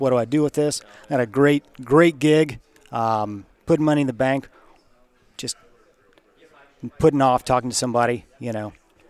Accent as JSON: {"language": "English", "town": "Raymond", "region": "Ohio", "country": "United States", "said": "I'm from Raymond, Ohio."}